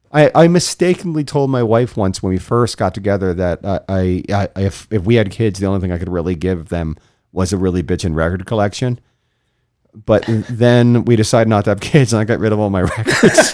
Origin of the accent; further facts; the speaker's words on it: St. Lucie County, Florida, United States; I grew up in Saint Lucie County